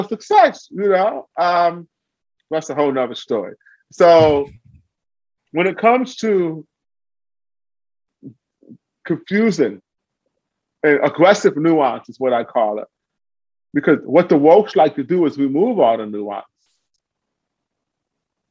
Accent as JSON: {"language": "English", "town": "Cleveland", "region": "Ohio", "country": "United States", "tie": "born or raised there", "also_born_or_lived": "Ithaca", "said": "Cleveland, my hometown."}